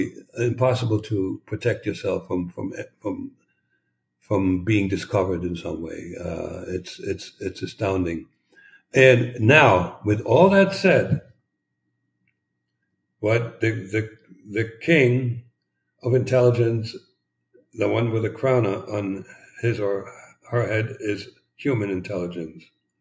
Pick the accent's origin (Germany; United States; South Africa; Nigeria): Germany; East Germany; And I had no clue that this was going on while growing up in East Germany because I lived in a bubble.